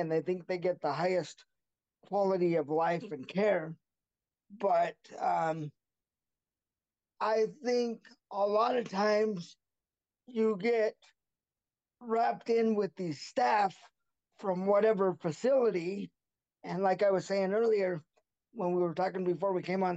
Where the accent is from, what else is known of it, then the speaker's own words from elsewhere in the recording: Buhl, Idaho, United States; now in Caldwell, United States; I'm currently in Caldwell, Idaho. However, I was raised in a small town called Buell, Idaho.